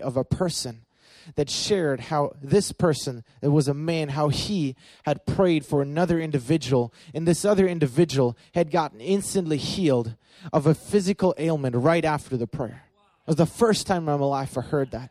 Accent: Berlin, Germany; I grew up in Berlin, Germany

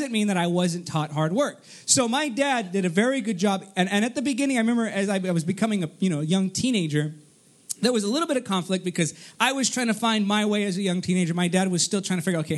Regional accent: Artesia, California, United States; also born or lived in Downey, California / Cerritos, California; I was born in Artesia and then I moved to Downey

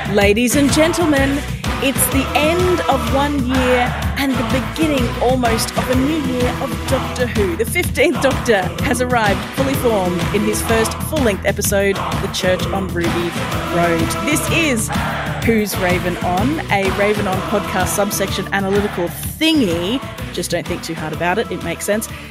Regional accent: Brisbane, Queensland, Australia; here in Brisbane, my hometown

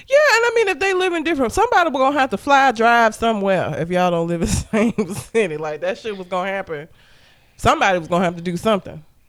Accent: Alabama, United States; I'm from the South

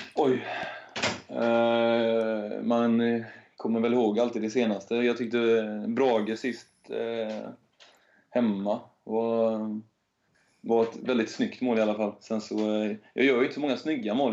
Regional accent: Hälsö, Västra Götaland, Sweden; moved away; Jag kommer från Hälsö i, ute i norra skärgården.

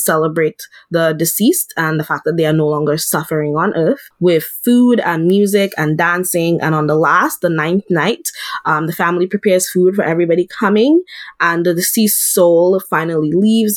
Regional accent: Dominica; I'm from the Caribbean and from the Commonwealth of Dominica.

